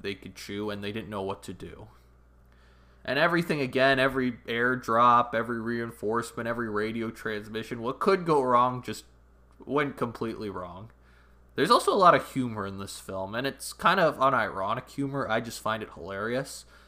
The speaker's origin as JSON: {"language": "English", "country": "Canada", "said": "I'm Canadian"}